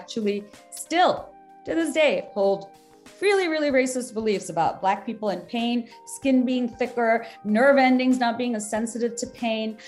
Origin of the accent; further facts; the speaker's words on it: Bangladesh; now in United States; I was born and raised in Bangladesh